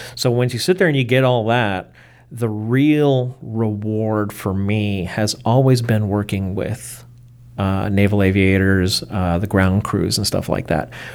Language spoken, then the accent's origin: English; Baltimore, Maryland, United States; I was born in Baltimore in nineteen sixty-nine